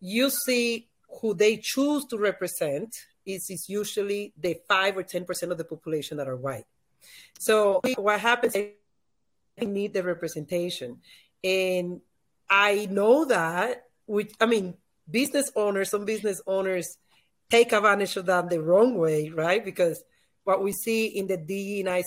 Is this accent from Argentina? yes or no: no; Dominican Republic; first language Spanish; English is a second language; now in Miami, United States; I'm from the Dominican Republic